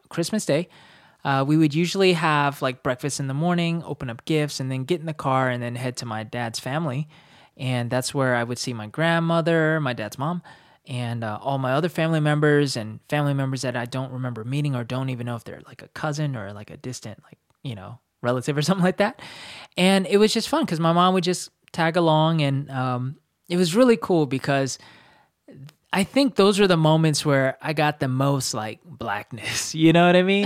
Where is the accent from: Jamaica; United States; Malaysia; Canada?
United States; North Carolina; we grew up in North Carolina